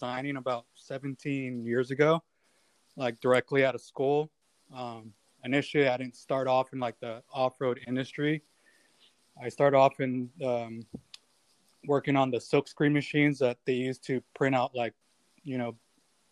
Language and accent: English; Orange County, Southern California, United States; I'm from California, Southern California, Orange County.